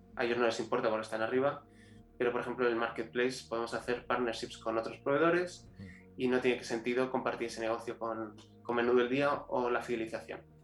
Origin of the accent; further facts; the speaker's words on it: Spain; also born or lived in Chile; yo, eh, como todo español, eh, aquí, aquí no nos educan para emprender